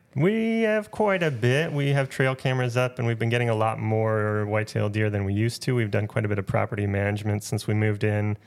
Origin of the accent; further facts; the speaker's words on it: Wisconsin, United States; also born or lived in Minnesota / Nebraska; now in Maine, United States; I grew up hunting in Wisconsin.